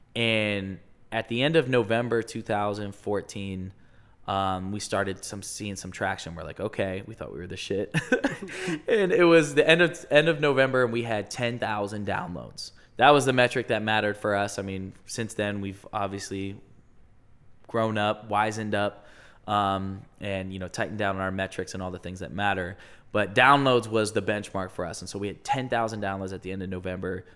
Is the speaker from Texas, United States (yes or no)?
no; Westerville, Ohio, United States; also born or lived in Chicago; I'm from Westerville. So, grew up in Westerville, went to Westerville